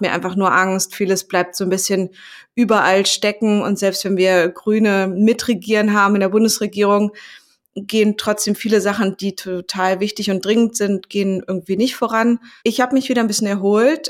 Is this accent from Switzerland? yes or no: no; Greece; Für mich als Griechin